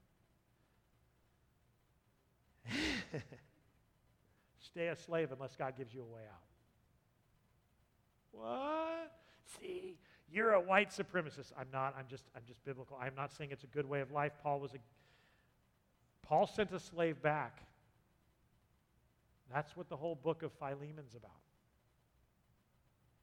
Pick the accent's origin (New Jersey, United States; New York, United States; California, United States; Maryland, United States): California, United States; San Diego; moved away; I grew up in San Diego, the southern part